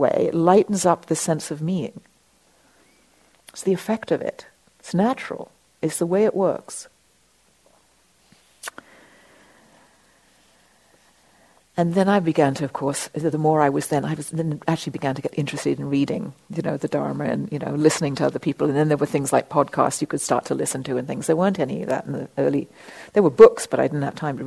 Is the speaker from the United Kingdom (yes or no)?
yes; England, United Kingdom; being English